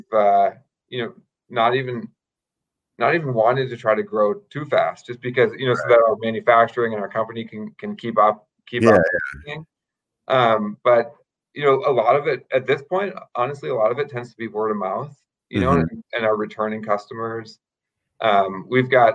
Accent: Minnesota, United States; moved away as an adult; also born or lived in State College, Pennsylvania; I'm originally from Minnesota

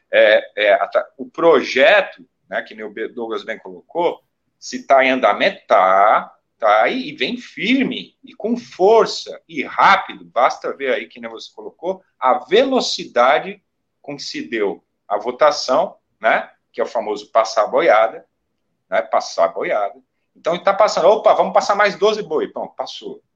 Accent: Brazil; enquanto brasileiros

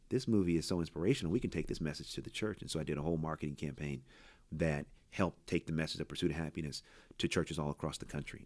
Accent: Oakland, California, United States; I grew up in Oakland.

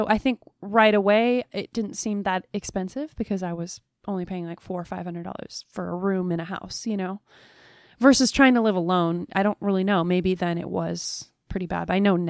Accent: Alaska, United States; born there; I was born in Alaska and mom was a folk musician and an artist.

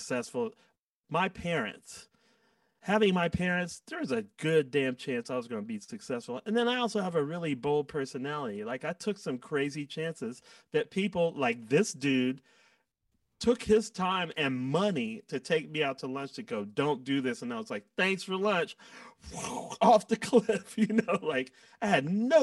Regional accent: Washington, District of Columbia, United States; moved away; also born or lived in Atlanta; I've already left my hometown twice. So I have no desire to go back to Washington, D.C. whatsoever

